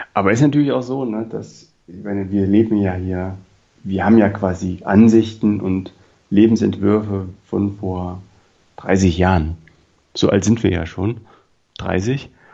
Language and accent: German; East Germany, Germany; Ich bin Ossi.